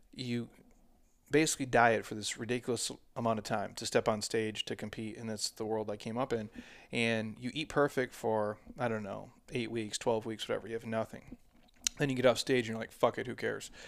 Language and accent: English; Midwest, United States; moved away; I'm from the Midwest